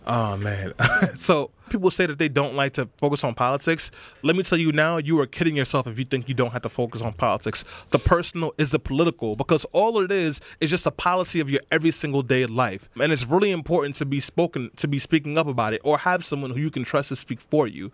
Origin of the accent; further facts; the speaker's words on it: New York City, New York, United States; I grew up in East New York and Brownsville.